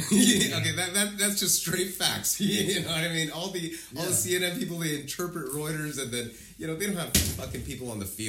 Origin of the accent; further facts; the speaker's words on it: United States; as an American